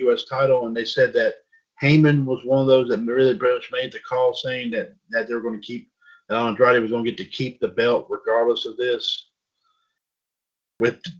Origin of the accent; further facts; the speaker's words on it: North Carolina, United States; I'm from North Carolina